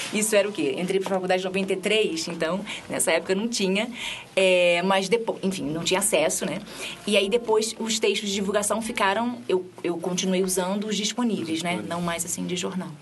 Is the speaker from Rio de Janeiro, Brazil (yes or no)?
yes; Rio de Janeiro, Brazil; moved away; eu sou lá do Rio de Janeiro